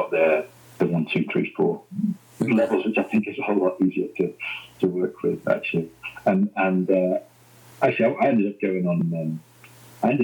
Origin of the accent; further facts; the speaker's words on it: Manchester, North West England, United Kingdom; moved away; I'm from South Manchester